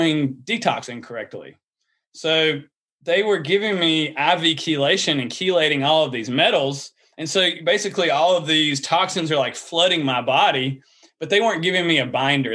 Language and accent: English; the South, United States; accent: Southern; you can hear my Southern accent